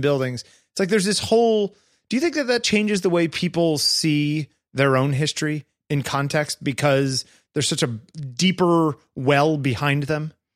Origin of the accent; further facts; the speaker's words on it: East Coast of the US, United States; I grew up on the East Coast of the U S.